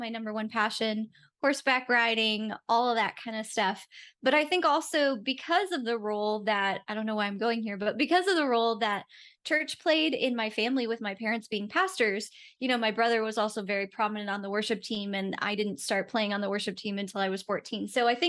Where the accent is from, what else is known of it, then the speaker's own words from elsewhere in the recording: Rochester, New York, United States; moved away as an adult; also born or lived in Jacksonville, Florida; So I grew up in Rochester, New York. So that is just on Lake Ontario